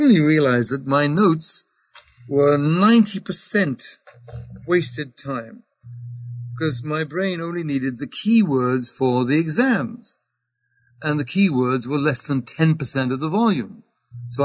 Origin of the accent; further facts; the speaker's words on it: England, United Kingdom; I am English.